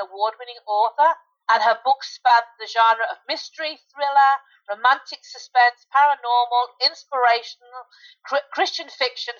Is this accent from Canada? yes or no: no; United Kingdom; I'm the Brit.